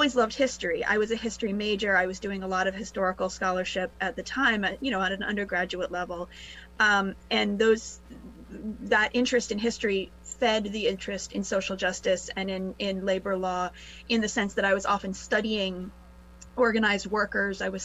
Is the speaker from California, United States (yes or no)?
no; Rhode Island, United States; I grew up in Rhode Island